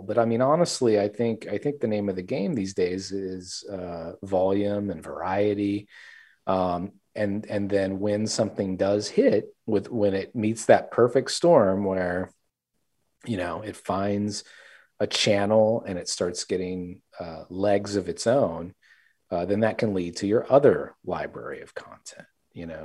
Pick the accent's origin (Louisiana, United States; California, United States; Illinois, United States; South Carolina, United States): Louisiana, United States; South; I grew up there as well in South Louisiana, and so really immersed in this Cajun culture